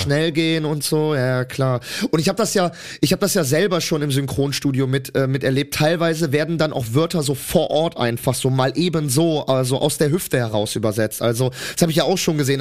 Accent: Germany; Ich bin Deutscher

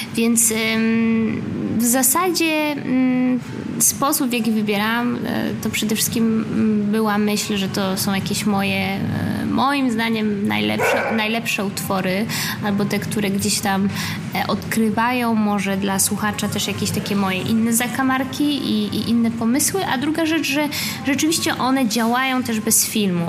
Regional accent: Gdańsk, Pomeranian Voivodeship, Poland; moved away as an adult; also born or lived in Berlin / Warsaw; moim rodzinnym miastem Gdańsk, potem Warszawą.

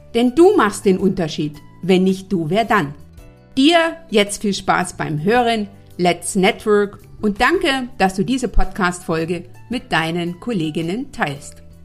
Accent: Eastern Saxony, Germany; also born or lived in North Rhine-Westphalia; now in Berlin, Germany; Ich komme ja ursprünglich aus Ostsachsen

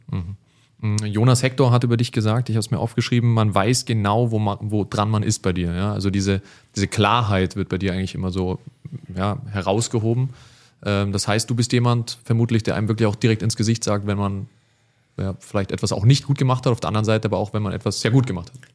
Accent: Munich, Bavaria, Germany; als Münchner

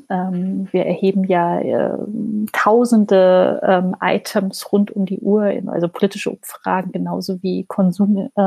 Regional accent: Hesse, Germany; born there; Und zwar kommen wir gebürtig beide aus dem Main-Taunus-Kreis. Das ist so eine, eine Region äh, vor Frankfurt am Main.

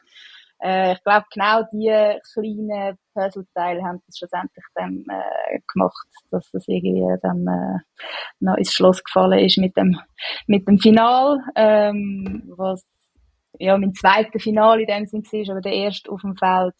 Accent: Nänikon, Zurich, Switzerland; ein paar Nennikerinnen, wo ich aufgewachsen bin

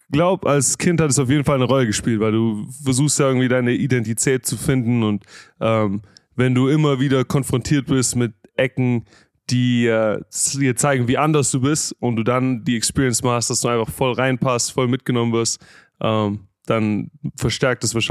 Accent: Stuttgart, Baden-Württemberg, Germany; Genau, ich habe äh, in Stuttgart und Umgebung zur Realschule gegangen

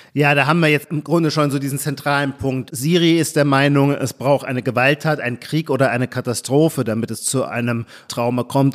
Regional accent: Baden-Württemberg, Germany; moved away; also born or lived in Brandenburg; aus meiner Kindheit und Jugend in Baden-Württemberg

